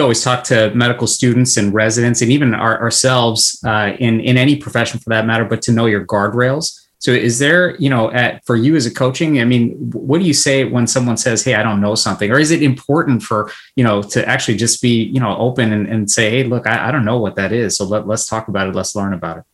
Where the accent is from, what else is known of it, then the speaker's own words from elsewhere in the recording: California, United States; being born and brought up uh, in California